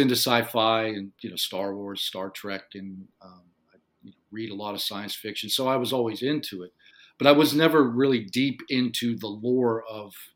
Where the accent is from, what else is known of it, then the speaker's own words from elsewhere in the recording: Western Pennsylvania, United States; I grew up in Western Pennsylvania in a little coal mining town, not far from Pittsburgh, Pennsylvania